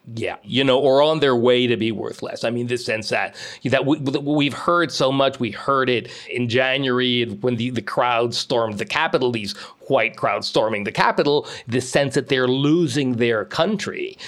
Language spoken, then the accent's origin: English; Mexico; moved away as an adult; now in United States; I grew up most of my childhood in Mexico, all the way through university.